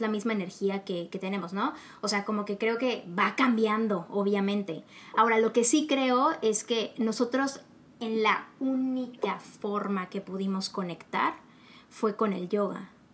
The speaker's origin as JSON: {"language": "Spanish", "country": "Mexico"}